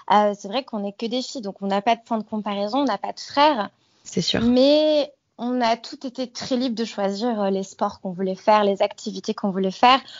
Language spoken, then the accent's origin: French; French Alps, France; Alors j'ai grandi du coup dans les Alpes françaises, donc dans un cadre euh, quand même de vie euh, privilégiée